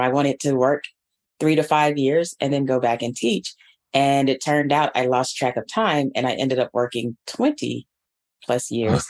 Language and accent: English; Atlanta, Georgia, United States; moved away as an adult; Atlanta Public Schools, which is the district where I grew up and received my public education.